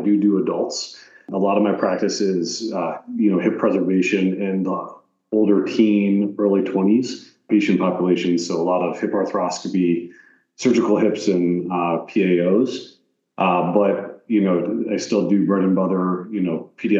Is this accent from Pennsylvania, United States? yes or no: yes; Troy, Pennsylvania, United States; I grew up in Troy, Pennsylvania, which is a small town in northern Pennsylvania